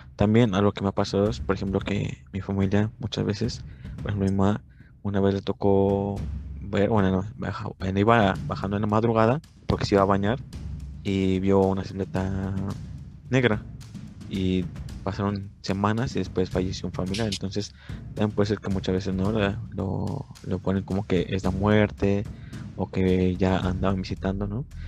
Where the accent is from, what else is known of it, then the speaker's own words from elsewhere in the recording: Mexico; Como mexicanos